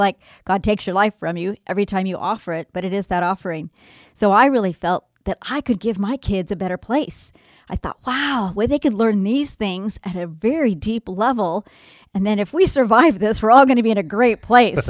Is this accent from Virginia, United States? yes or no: no; Southern California, United States; I grew up in Southern California